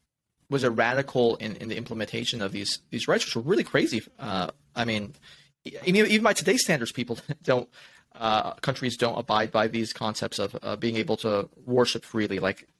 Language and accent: English; Los Angeles, California, United States; I grew up in Los Angeles.